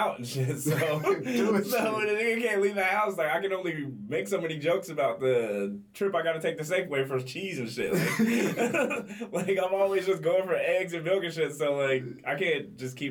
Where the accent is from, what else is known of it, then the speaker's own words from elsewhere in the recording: Gary, Indiana, United States; now in Arizona, United States; I'm from Gary, Indiana, so it's, like, right next to Chicago